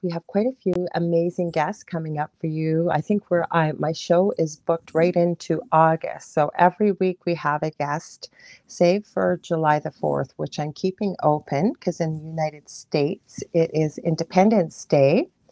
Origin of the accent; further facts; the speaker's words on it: Canada; I'm a Canadian clairvoyant medium